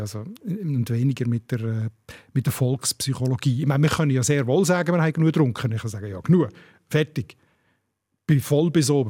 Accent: Basel, Basel-Stadt, Switzerland; ich als Basler und Basel-Fan.

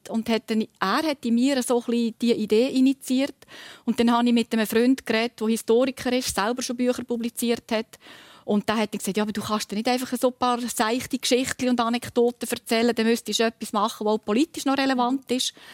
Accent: Lucerne, Switzerland; aus dem Kanton Luzern, notabene aus dem Luzerner Hinterland, wo ich aufgewachsen bin, immer wieder Kommandanten sind von der Schweizer Garde

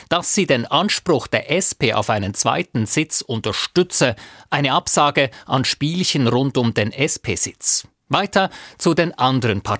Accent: Basel, Basel-Stadt, Switzerland; Ich bin da auch nicht sehr objektiv als Baslerin, aber ich glaube, es ist so, dass die Offenheit für beide da sind

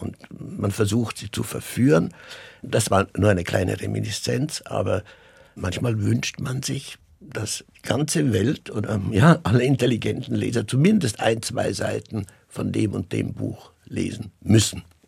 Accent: Zurich, Switzerland; meine Heimat in dem Sinne ganz persönlich ist, ist Zürich, ist die Schweiz.

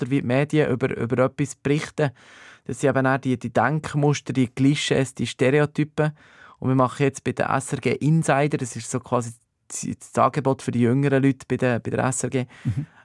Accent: Switzerland; aber man hat dann zumal quasi nicht einfach hergehen als Schweizer und sagen, so, wir machen das mal

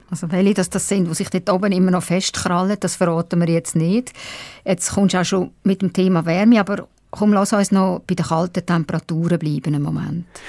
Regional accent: Baden, Aargau, Switzerland; moved away; die Stadt Baden, meine alte Heimat, ein Stück Limmat abwärts von Zürich

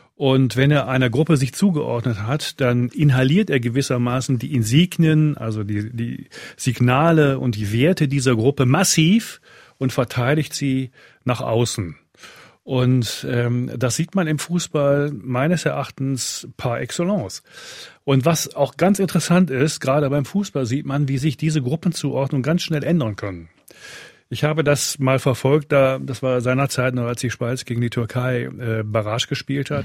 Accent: Rhineland, Germany; moved away as an adult; now in Switzerland; Ich bin im Rheinland aufgewachsen habe eine gewisse Nähe eben zu Fortuna Düsseldorf

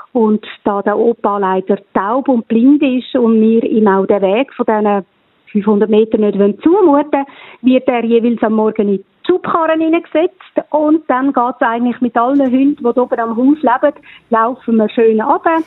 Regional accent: Switzerland; als typische Schweizer

